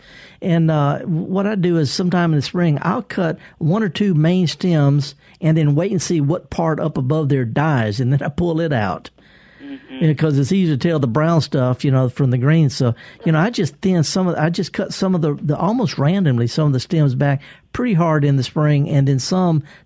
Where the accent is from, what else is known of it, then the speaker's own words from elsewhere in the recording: the South, United States; accent: thick Southern; I'm a Southerner and I got kind of a thick accent